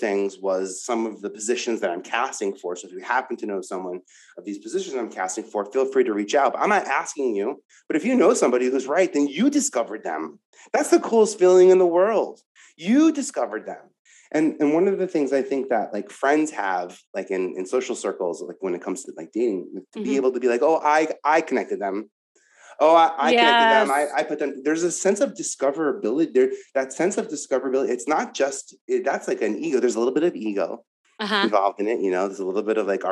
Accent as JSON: {"language": "English", "region": "New York", "country": "United States", "said": "I'm from New York"}